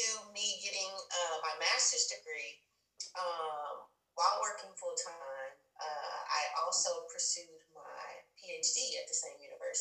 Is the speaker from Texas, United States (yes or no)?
yes; Huntsville, Texas, United States; I'm from a small town called Huntsville, Texas, which is an hour north of Houston